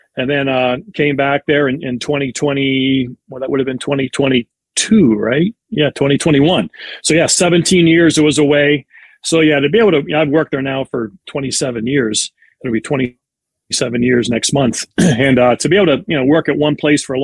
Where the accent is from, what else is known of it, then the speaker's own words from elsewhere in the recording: Pittsburgh, Pennsylvania, United States; When I was a little kid growing up around Pittsburgh